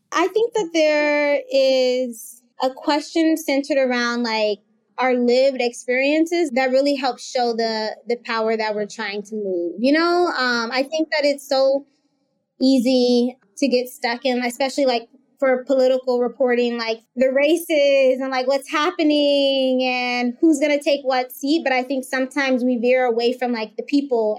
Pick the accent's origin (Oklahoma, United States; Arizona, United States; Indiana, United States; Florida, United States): Arizona, United States; Phoenix; the school that I grew up in in South Phoenix